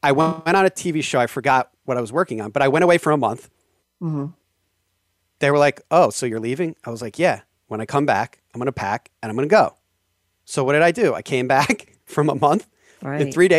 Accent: New York City, New York, United States; And that kind of drives me nuts as a New Yorker, which is sometimes why New Yorker style can't really go out to LA.

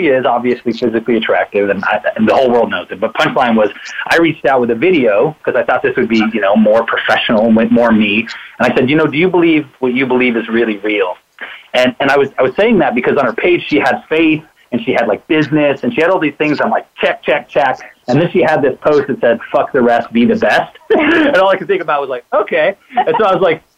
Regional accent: Salt Lake City, Utah, United States; also born or lived in California / Oklahoma; We both grew up in California and Utah

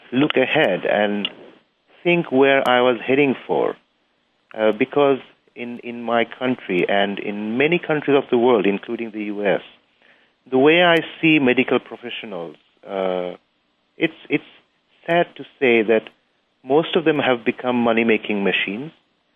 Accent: Bangladesh; I come from Bangladesh. It's a very small country

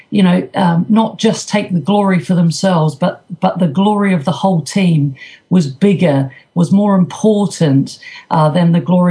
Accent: New Zealand; moved away; I was brought up in New Zealand

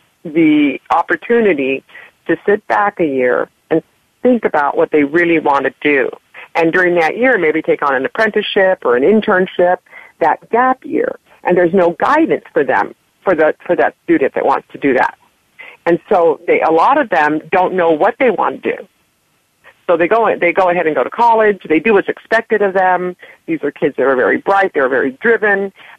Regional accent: Laredo, Texas, United States; I'm originally from Texas. And in Laredo

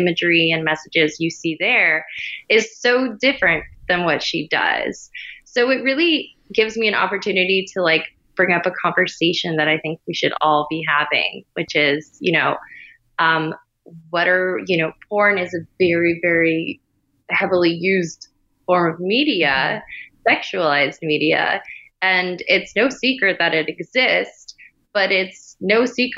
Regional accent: Miami, Florida, United States; also born or lived in Spain; I grew up in Miami

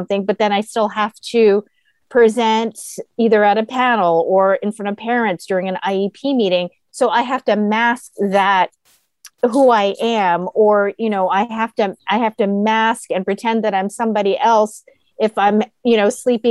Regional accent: Guam; now in San Diego, United States; I grew up on an island, so I grew up on Guam.

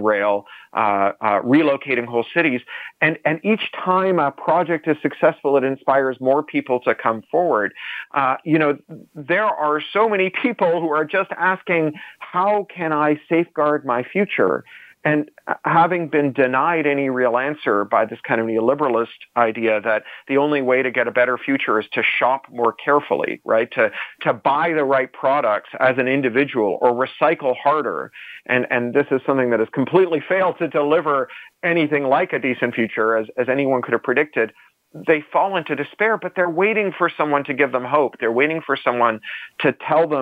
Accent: Canada; I'm a Canadian

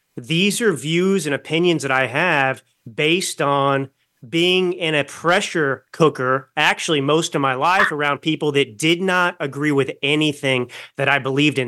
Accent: Dallas, Texas, United States; moved away as an adult; also born or lived in New York City / Milan, Italy / West Hollywood; now in Napa Valley, United States; I grew up in Dallas, Texas

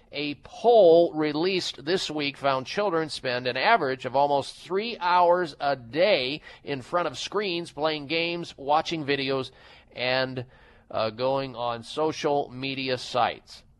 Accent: Midwest, United States; moved away; growing up in the Midwest

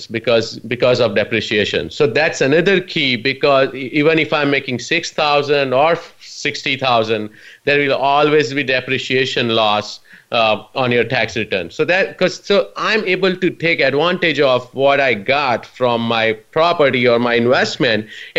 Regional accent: India; moved away as an adult; now in United States; I immigrated from India about 19 years ago. I'm proud to call myself US citizen now

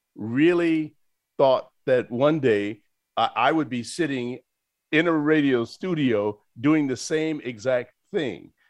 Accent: Chicago, Illinois, United States; I'm from Chicago

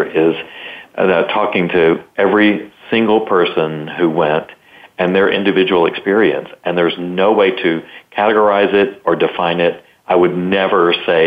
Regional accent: the South, United States; I'm from the South

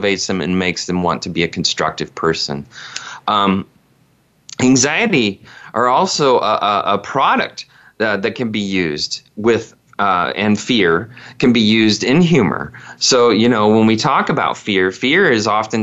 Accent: Indiana, United States; all of the primitive things that I grew up with in Indiana as a child

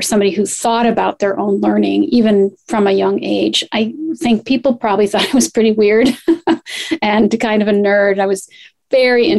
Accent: Poughkeepsie, New York, United States; I grew up in Poughkeepsie, New York

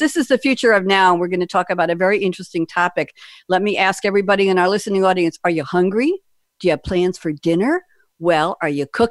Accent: New York, United States; I'm from New York, but not Brooklyn

